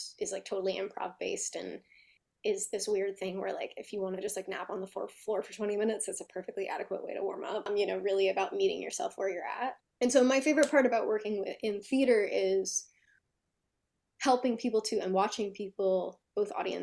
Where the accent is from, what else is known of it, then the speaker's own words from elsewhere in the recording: New Jersey, United States; I'm from Jersey.